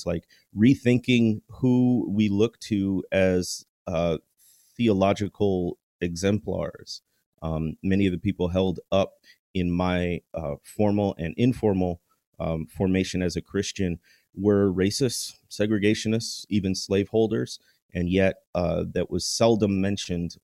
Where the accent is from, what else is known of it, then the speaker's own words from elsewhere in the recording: Chicago, Illinois, United States; also born or lived in Notre Dame, Indiana; I grew up in the Chicagoland area